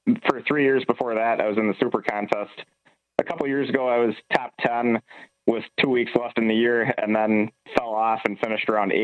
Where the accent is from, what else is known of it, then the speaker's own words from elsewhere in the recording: Wisconsin, United States; now in Minnesota, United States; I grew up in Wisconsin, so I'm a Packer fan